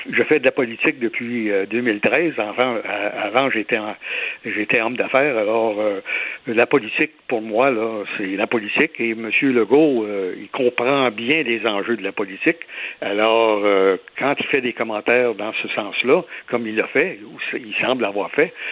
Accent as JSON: {"language": "French", "region": "Quebec", "country": "Canada", "first_language": "French", "said": "je suis un Québécois, un, un, francophone comme tout le monde, là, et je suis fier de pouvoir parler le français et je suis fier évidemment d'être bilingue aussi"}